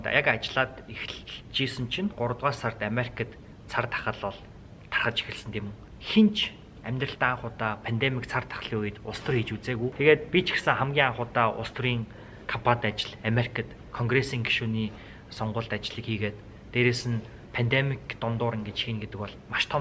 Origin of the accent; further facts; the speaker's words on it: Mongolia; moved away as an adult; now in United States; би монгол хүн